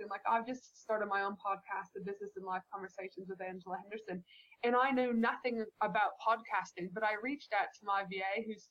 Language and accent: English; Canada; back when I was a child growing up in Canada, so many of my fondest memories are outside making, you know, snow angels